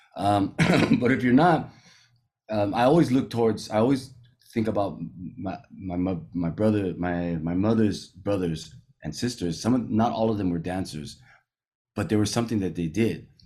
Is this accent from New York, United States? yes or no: no; California, United States; moved away as an adult; now in Rangiroa, French Polynesia; I grew up here in California